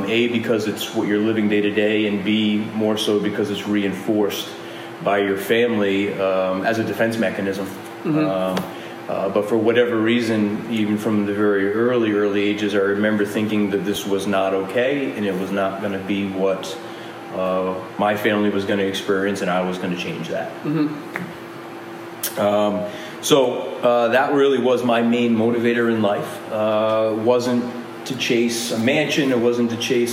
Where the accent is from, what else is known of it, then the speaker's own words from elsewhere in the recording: Rhode Island, United States; grew up in the projects in Rhode Island